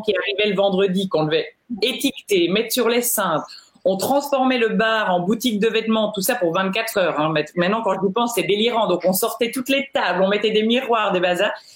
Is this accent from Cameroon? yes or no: no; Belgium; moved away as an adult; now in Geneva, Switzerland; je suis belge.